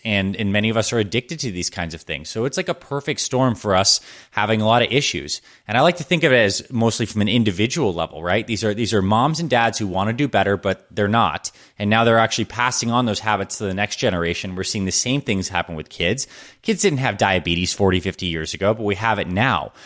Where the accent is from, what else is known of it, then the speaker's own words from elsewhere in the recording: Syracuse, New York, United States; I was born in Syracuse, New York